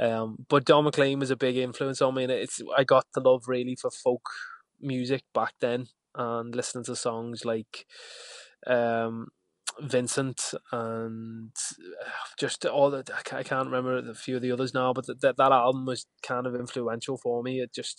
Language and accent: English; Liverpool, North West England, United Kingdom; I had a big point to prove as well, in the fact that I was coming from Liverpool to try and crack this country dance scene.